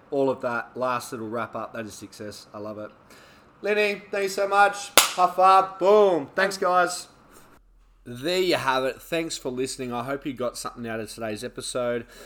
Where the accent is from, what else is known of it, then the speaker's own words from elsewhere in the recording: Australia; like I obviously was born in Australia and grew up in Australia